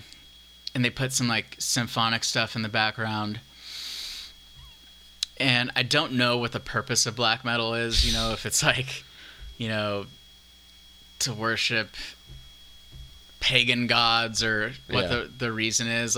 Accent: Santa Barbara, California, United States; I grew up in Santa Barbara

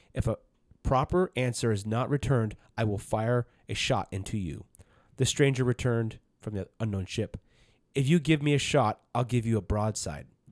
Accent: the South, United States; we're from the South and we lo-, love that history

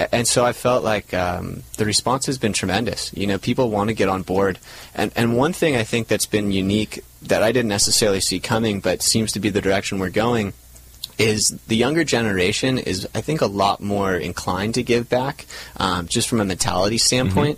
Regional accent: Laguna Beach, California, United States; we grew up in Laguna Beach. We'd stared at Catalina our entire lives

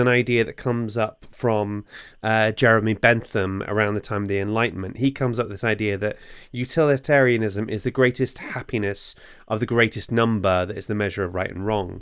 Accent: Bangor, Wales, United Kingdom; moved away; I'm from Bangor originally.

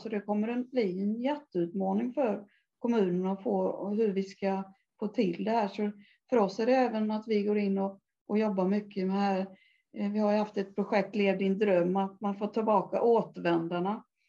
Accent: Älvsered, Sweden; jag kommer ifrån Älvsred, uppvuxen där

